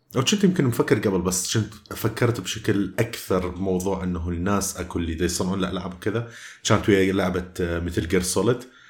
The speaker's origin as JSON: {"language": "Arabic", "country": "Iraq", "accent": "Iraqi mixed with Jordanian", "said": "راح تسمع لهجة عراقية وميكس ويا الأردني وكذا"}